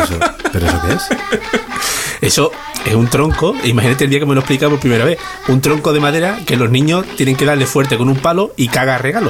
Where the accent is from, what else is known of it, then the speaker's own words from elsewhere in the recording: Rociana del Condado, Andalusia, Spain; En mi pueblo en Rociana los reyes pasaban